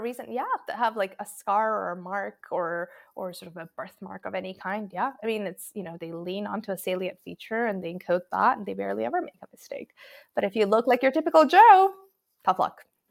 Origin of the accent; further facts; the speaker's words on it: Croatia; I grew up in Croatia